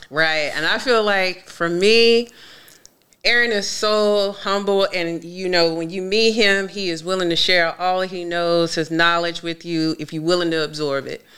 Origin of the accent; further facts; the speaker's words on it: Greensboro, North Carolina, United States; also born or lived in Boston, Massachusetts; now in Maryland, United States; I am originally from Greensboro, North Carolina, by way of Boston, Massachusetts. Now I'm here in Maryland